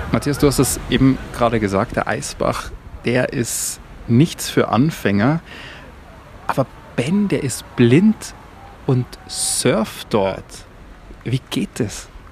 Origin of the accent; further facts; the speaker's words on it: Bavaria, Germany; wie man bei uns in Bayern sagt, er scheißt sich nichts